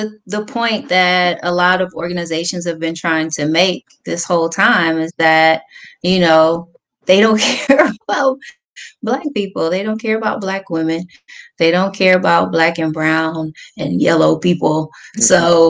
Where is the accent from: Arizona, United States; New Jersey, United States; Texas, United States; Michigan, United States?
Texas, United States; You know, I'm from Texas. They wilding out there too.